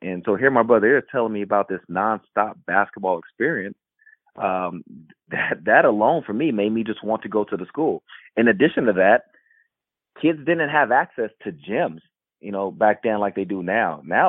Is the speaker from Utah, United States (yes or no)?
no; Missouri City, Texas, United States; also born or lived in Houston, Texas; I grew up in Missouri City, Texas, which is a suburb in Houston, Southwest Houston, around the Sugar Land area. And so after being born in the city, we moved to Missouri City